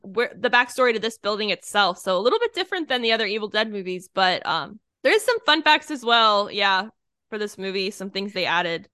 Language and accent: English; Northeast, United States; now in Florida, United States; growing up in the Northeast, we did hayrides all the time